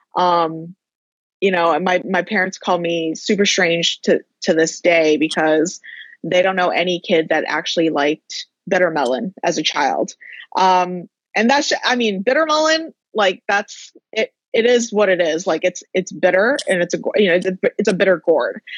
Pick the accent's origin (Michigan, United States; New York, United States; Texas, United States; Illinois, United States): Michigan, United States; Dearborn; moved away as an adult; also born or lived in Chicago / San Diego / Las Vegas; now in Los Angeles, United States; I grew up in Dearborn for for most of my life